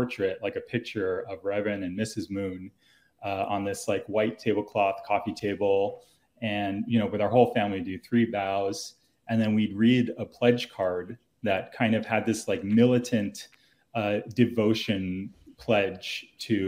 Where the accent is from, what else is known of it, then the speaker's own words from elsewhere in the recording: Tarrytown, New York, United States; moved away; also born or lived in Seattle, Washington; I grew up in Tarrytown, New York